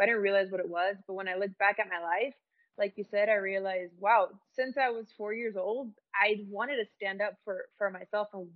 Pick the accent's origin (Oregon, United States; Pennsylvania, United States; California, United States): California, United States; Santa Ana; also born or lived in Moreno Valley, California; I was born in Santa Ana, California, from the OC